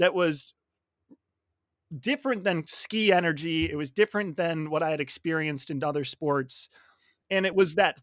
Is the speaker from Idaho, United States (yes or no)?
yes; Sun Valley, Idaho, United States; I grew up in Sun Valley, Idaho.